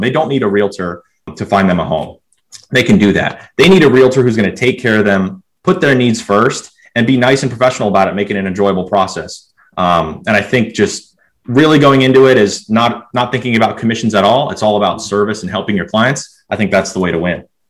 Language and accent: English; Pennsylvania, United States; moved away as an adult; now in Virginia, United States; I'm from Pennsylvania